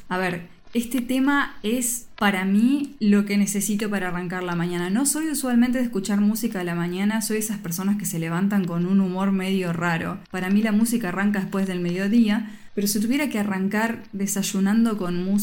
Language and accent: Spanish; Argentina; la cultura de Navidad que tenemos en mi país, en la Argentina.